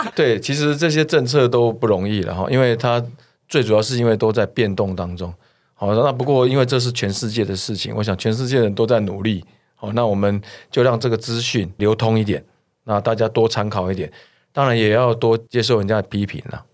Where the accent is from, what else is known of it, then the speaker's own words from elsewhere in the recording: Taiwan; 我们台湾这边或者是东亚这边，大家并不怎么排斥这个戴口罩